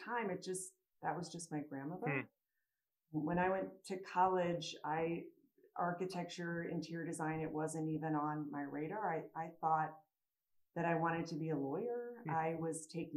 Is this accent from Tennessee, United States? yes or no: no; St. Louis, Missouri, United States; moved away as an adult; also born or lived in Chicago; now in Denver, United States; I grew up in St. Louis.